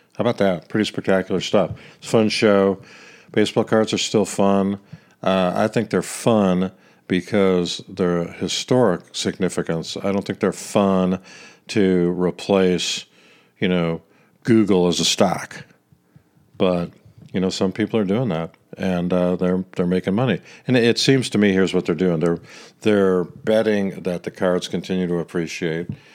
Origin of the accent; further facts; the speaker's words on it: Kansas City, Missouri, United States; I'm from Kansas City